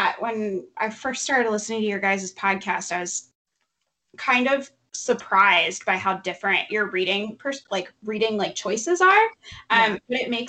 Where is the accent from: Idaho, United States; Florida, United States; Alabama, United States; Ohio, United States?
Ohio, United States; Cincinnati; we're both from the Cincinnati area.